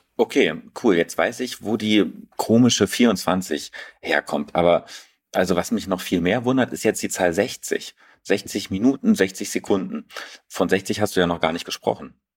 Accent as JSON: {"language": "German", "region": "Berlin", "country": "Germany", "said": "mich als Berliner"}